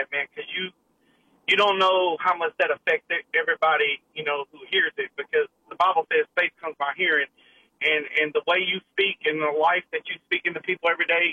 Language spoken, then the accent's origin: English; Nashville, Tennessee, United States; I grew up in Nashville, Tennessee